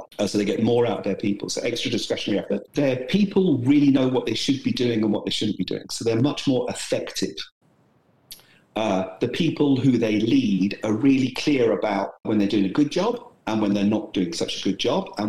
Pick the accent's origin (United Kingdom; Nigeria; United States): United Kingdom; moved away as an adult; now in Brisbane, Australia; as you might have picked up from my accent, I'm originally from the UK